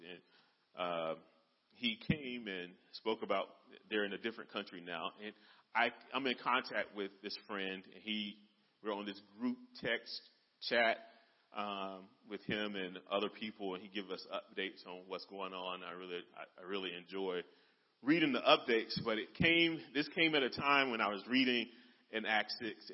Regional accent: United States; as American Christians

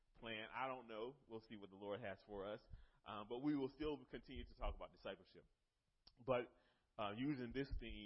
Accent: North Carolina, United States; moved away; I'm from North Carolina originally

